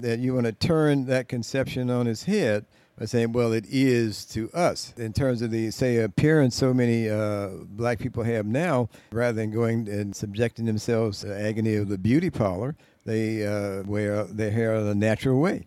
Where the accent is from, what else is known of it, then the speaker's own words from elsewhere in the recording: United States; being a American black person